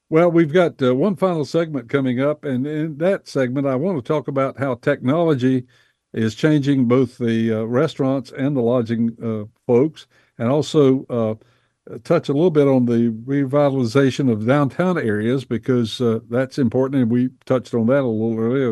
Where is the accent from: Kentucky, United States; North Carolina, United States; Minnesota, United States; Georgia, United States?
North Carolina, United States; Bessemer City; I grew up in Bessemer City, North Carolina, back in the fifties